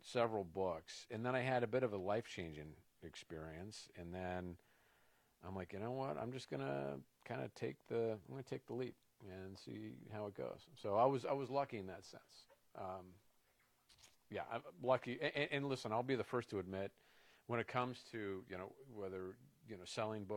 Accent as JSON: {"language": "English", "region": "California", "country": "United States", "tie": "born or raised there", "said": "I grew up in California"}